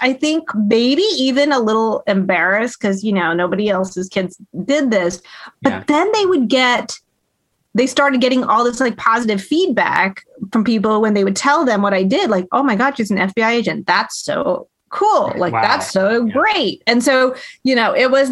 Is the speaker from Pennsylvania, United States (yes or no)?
no; Hampton, Virginia, United States; where I grew up in Hampton, Virginia, I was the only Indian in my school